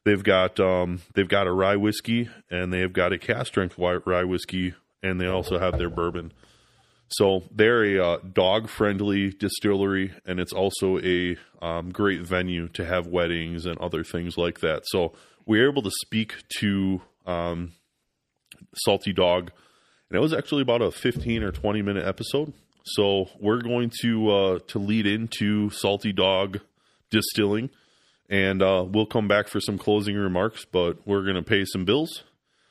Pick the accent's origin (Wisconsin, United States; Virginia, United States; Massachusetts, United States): Wisconsin, United States; Menomonee Falls; Menominee Falls